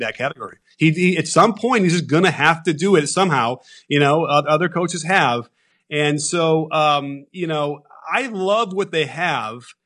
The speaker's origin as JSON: {"language": "English", "town": "Chicago", "region": "Illinois", "country": "United States", "tie": "born or raised there", "said": "in my household, growing up in Chicago"}